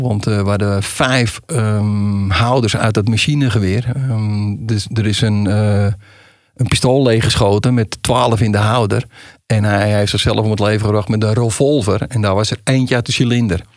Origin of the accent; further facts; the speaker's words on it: Amsterdam, North Holland, Netherlands; accent: Amsterdam; ze horen aan je accent, en dat horen ze bij mij, oh dat is een Amsterdammer